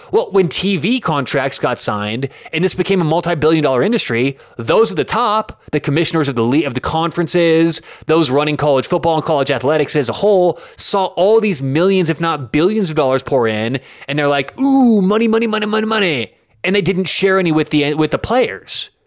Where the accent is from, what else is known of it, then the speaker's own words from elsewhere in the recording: Denver, Colorado, United States; I am from Denver